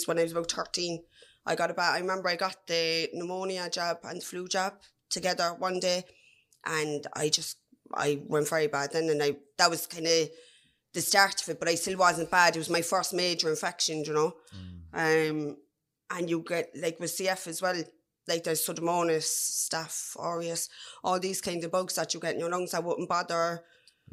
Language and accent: English; Cork, Munster, Ireland; I'm from Farnry in the North Side.